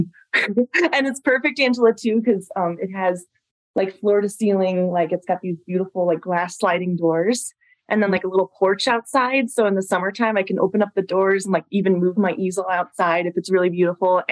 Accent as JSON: {"language": "English", "area": "Long Island", "region": "New York", "country": "United States", "tie": "born or raised there", "moved": "as an adult", "lives_now": "Colorado, United States", "said": "we're all from Long Island, New York originally"}